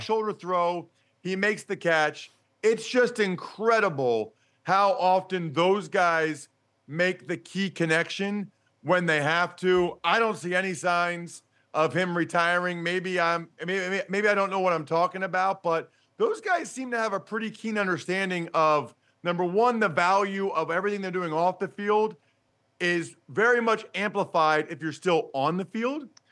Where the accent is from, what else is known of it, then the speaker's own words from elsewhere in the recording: Wyomissing, Pennsylvania, United States; we're both from Wyomissing, Pennsylvania.